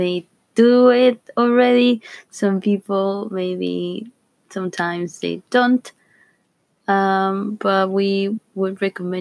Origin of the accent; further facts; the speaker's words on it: Argentina; now in United Kingdom; I'm 29 years old. I'm from Argentina